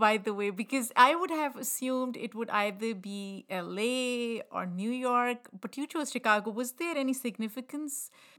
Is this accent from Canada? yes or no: no; Pakistan; now in United States; And now I am at a point where I am both Pakistani and American, but I feel like I relate to, or I consider myself more of a Muslim American than Pakistani.